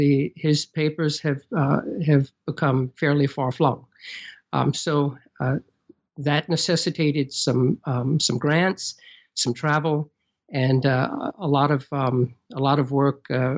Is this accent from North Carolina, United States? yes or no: yes; Raleigh, North Carolina, United States; also born or lived in Charleston, South Carolina / Chicago, Illinois; I currently reside in my hometown of Raleigh, North Carolina.